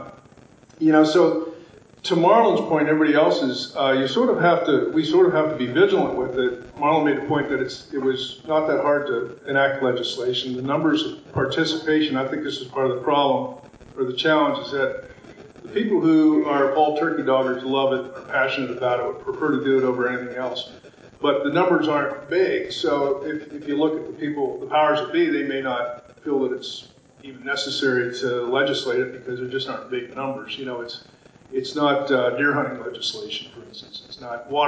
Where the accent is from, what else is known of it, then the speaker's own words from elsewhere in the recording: Pennsylvania, United States; moved away as an adult; now in Maine, United States; I was born and raised in Pennsylvania, grew up turkey hunting there, and now live in Maine